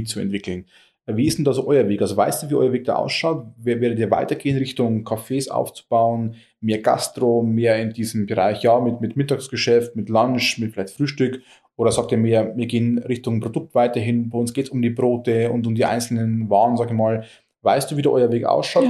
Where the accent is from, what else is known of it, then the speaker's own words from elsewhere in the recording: Germany; Oberfichtach, meiner Heimatstadt